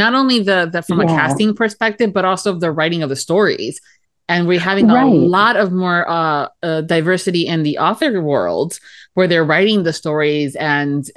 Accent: Miami, Florida, United States; accent: Florida; the girl that was born and raised in Miami, Florida

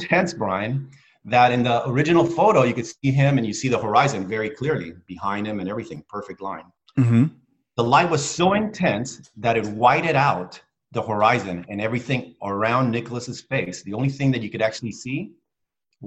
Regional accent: Spain; moved away; when I was small, I grew up in Spain

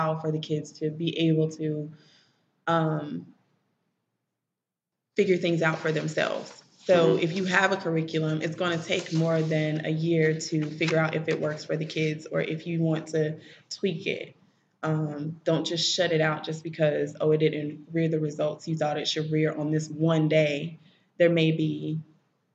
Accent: Memphis, Tennessee, United States; moved away as an adult; also born or lived in Nashville, United States; now in Chattanooga, United States; Some of my family's from Chicago. I'm originally from Memphis

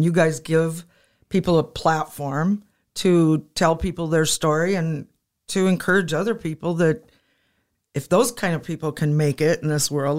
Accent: Madison, South Dakota, United States; I grew up in probably a typical white family in Madison, South Dakota.

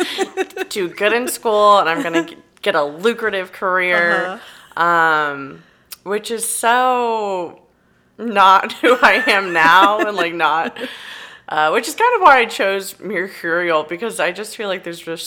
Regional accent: Robstown, Texas, United States; I say Corpus, but I grew up in like a small farm town near Corpus, Robstown, Texas

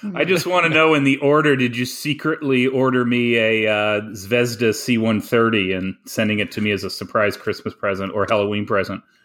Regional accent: Canada; I am the Canadian

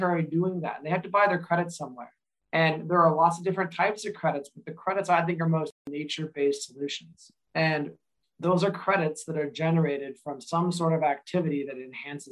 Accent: Eastern Washington, United States; I grew up in Eastern Washington.

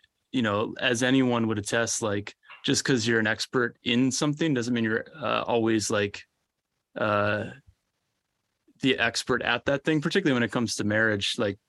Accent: Orlando, Florida, United States; I grew up right outside Orlando, Florida, and have three siblings, two great parents.

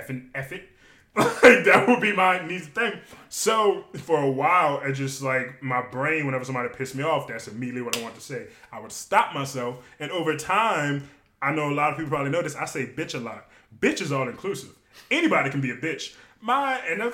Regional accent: West Bank, Louisiana, United States; growing up on the West Bank, I grew up around so many white people, Asian people

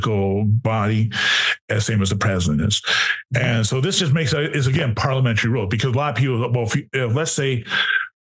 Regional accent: Wisconsin, United States; My home state is Wisconsin.

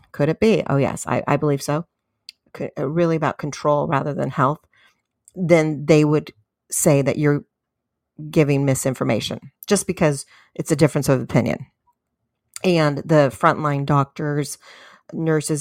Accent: California, United States; my home state of California

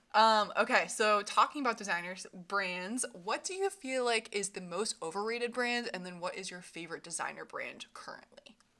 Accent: Vermont, United States; moved away as an adult; now in Philadelphia, United States; I grew up in Vermont, right across the border from Ginny.

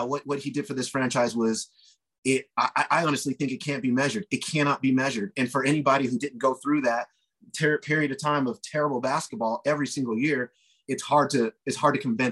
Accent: Denver, Colorado, United States; I grew up here in Denver

